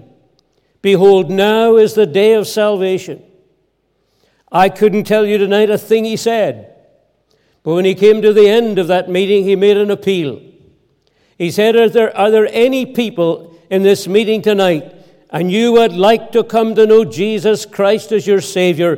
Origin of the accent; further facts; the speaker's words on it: Ballymena, Northern Ireland, United Kingdom; also born or lived in Scotland; I was reared here in Ireland. We lived with my grandparents out in the heart of the country, outside Ballymena